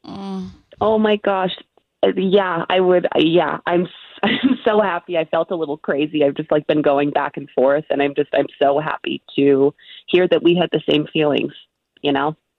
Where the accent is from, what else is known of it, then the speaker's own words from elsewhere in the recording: Bay Area, California, United States; now in Los Angeles, United States; we grew up in the Bay Area together